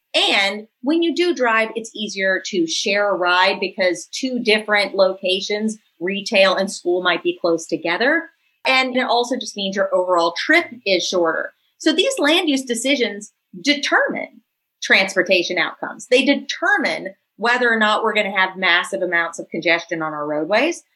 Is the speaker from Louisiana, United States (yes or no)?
yes; New Orleans, Louisiana, United States; my hometown and Professor Jones's hometown. This is Claiborne Avenue